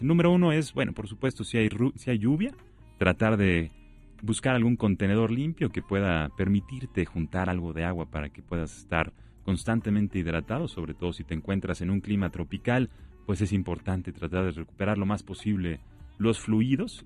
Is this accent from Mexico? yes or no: yes; Mexico; nuestro hermoso país